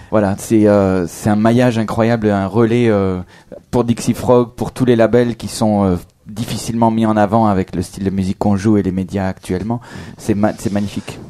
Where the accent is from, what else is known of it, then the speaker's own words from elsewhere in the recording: France; accent: French; avec mon accent français